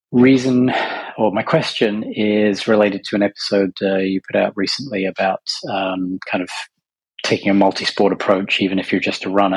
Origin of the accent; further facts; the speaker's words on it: Bedfordshire, East of England, United Kingdom; moved away as an adult; now in United States; I'm from Bedfordshire, so, you know, posh Essex